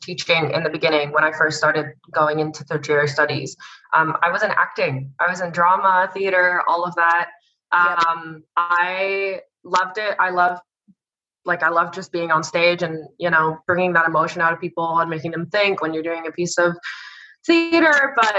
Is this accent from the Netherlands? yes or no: yes; Netherlands; accent: Canadian; now in Australia; No, so I sound Canadian. I'm from the Netherlands.